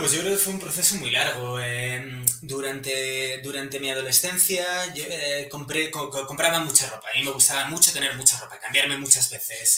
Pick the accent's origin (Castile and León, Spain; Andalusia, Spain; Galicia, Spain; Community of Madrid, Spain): Community of Madrid, Spain; Madrid; soy un chico de Madrid